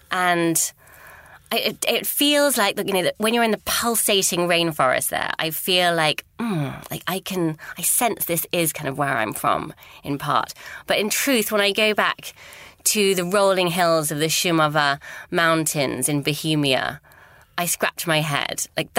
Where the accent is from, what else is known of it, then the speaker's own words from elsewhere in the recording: London, United Kingdom; In fact, I was born at Hammersmith Hospital, and we are in a studio in Hammersmith right now.